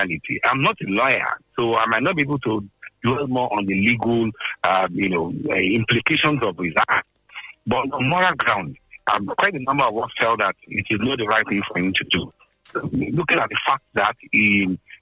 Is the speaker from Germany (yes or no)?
no; Nigeria; as a Nigerian